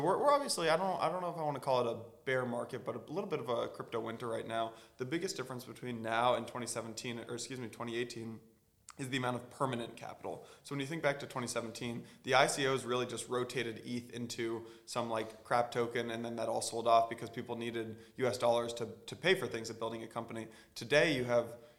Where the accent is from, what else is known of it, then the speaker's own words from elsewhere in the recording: California, United States; moved away as an adult; also born or lived in Atlanta / New York; I'm from California